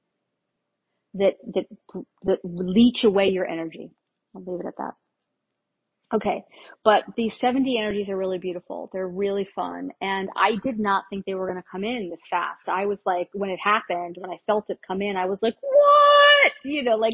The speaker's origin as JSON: {"language": "English", "region": "Northeast", "country": "United States", "tie": "born or raised there", "moved": "yes", "said": "I grew up in the Northeast."}